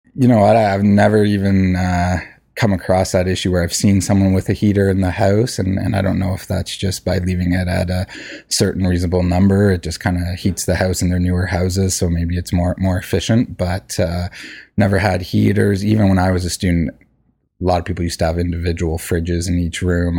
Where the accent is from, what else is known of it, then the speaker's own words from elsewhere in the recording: Hamilton, Ontario, Canada; moved away; I'm from Hamilton originally